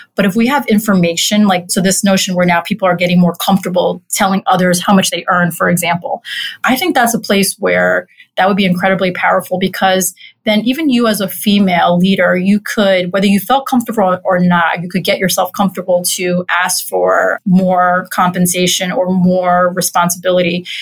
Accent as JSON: {"language": "English", "town": "New York City", "region": "New York", "country": "United States", "tie": "born or raised there", "said": "I grew up in Corona, Queens. I'm a native New Yorker."}